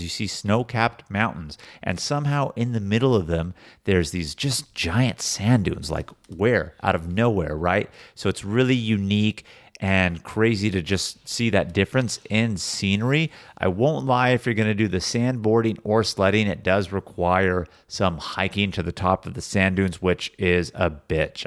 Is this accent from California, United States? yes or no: yes; Sacramento, California, United States; we grew up living close to Sacramento